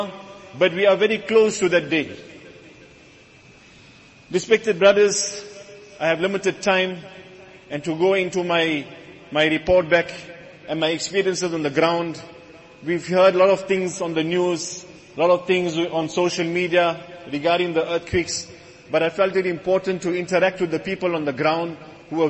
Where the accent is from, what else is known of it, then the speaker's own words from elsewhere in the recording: South Africa; us as South African Muslims